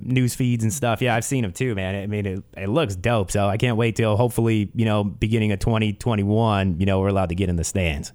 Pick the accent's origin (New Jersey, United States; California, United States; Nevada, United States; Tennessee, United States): New Jersey, United States; moved away; I grew up on the East Coast. I never was a, I, I would never definitely call myself a New Yorker, always lived in New Jersey